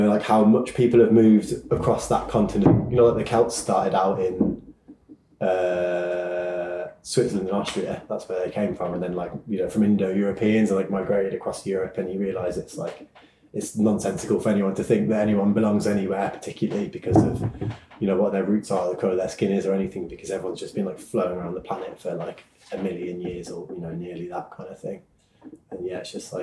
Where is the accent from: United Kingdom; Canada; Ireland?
United Kingdom; being British